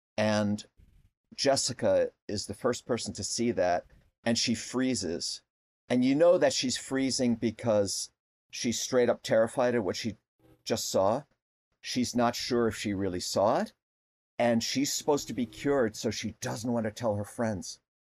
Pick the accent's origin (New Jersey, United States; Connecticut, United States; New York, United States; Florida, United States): Connecticut, United States; I grew up in Connecticut